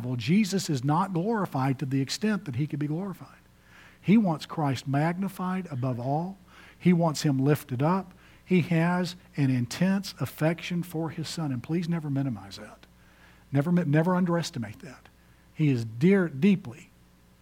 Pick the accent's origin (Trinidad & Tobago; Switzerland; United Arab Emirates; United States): United States; Houston, Texas; my hometown of Houston, Texas